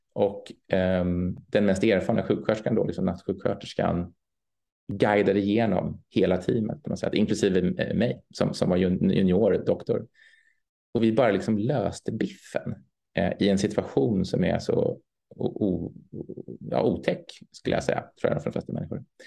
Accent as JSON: {"language": "Swedish", "country": "Sweden", "said": "som svensk"}